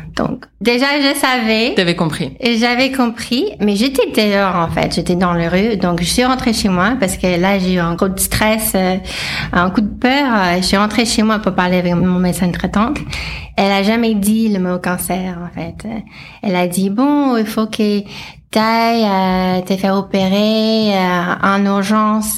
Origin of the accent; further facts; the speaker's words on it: Los Angeles, California, United States; French is a second language; moved away as an adult; now in France; je suis américaine à la base, euh, donc euh, j'ai grandi en Californie, à Los Angeles, et je suis arrivée en France en 2012